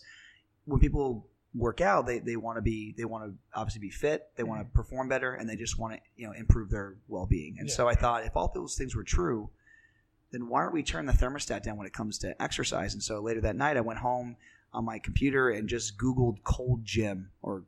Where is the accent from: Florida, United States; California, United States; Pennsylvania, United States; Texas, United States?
Pennsylvania, United States; now in New York City, United States; Grew up in Pennsylvania.